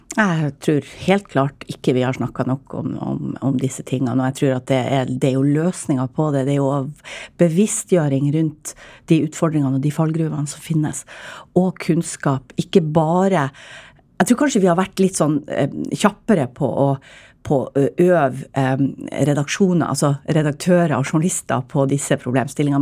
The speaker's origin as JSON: {"language": "Norwegian", "region": "Northern Norway", "country": "Norway", "said": "jeg er nordlending"}